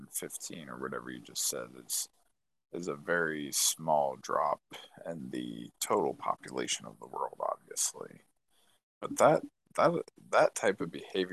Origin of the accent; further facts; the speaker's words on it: United States; I'm obviously an American. I was born and raised here